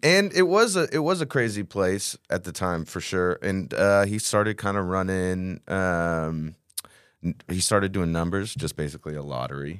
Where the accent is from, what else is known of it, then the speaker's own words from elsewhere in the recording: Texas, United States; I've lived in Texas my whole life